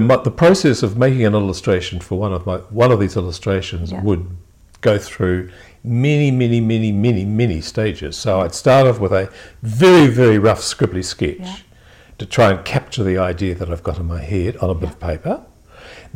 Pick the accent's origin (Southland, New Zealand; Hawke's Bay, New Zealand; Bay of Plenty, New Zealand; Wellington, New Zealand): Southland, New Zealand; Invercargill; Russell, my brother, and I, we were born and raised in Invercargill